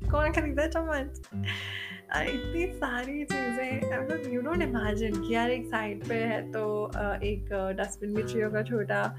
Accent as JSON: {"language": "Hindi", "region": "Delhi", "country": "India", "said": "मैं मैं दिल्ली से हूँ और दिल्ली में भी नॉर्थ दिल्ली जहाँ पे नौ बजे के बाद तो मुझको रिक्शा विक्शा भी नहीं मिला करता था"}